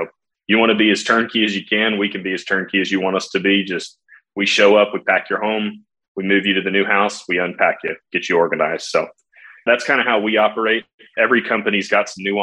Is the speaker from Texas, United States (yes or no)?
yes; San Antonio, Texas, United States; also born or lived in Dallas; Born and raised in San Antonio